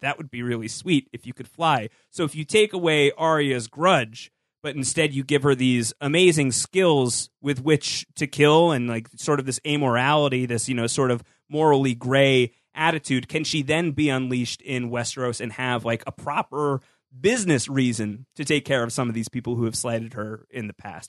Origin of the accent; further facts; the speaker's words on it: New York, United States; As a New Yorker